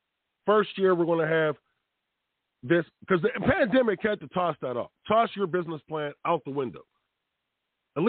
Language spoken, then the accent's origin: English; Pittsburgh, Pennsylvania, United States; I'm from Pittsburgh